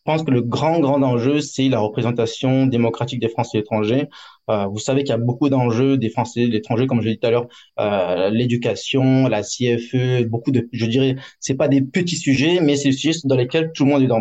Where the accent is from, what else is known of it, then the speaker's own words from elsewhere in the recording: France; now in Hong Kong; En tant que Français étranger